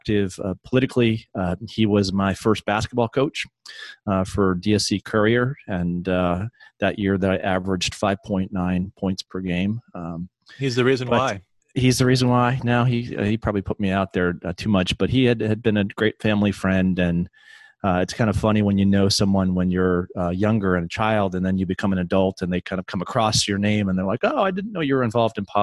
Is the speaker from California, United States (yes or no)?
no; Laconia, New Hampshire, United States; now in Texas, United States; my hometown of Laconia, New Hampshire